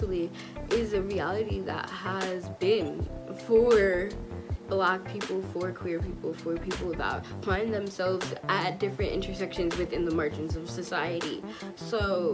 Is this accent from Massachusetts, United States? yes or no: no; Long Island, New York, United States; I am from Long Island, New York, but my heart and spirit definitely resides in my parents' motherland, Trinidad and Tobago.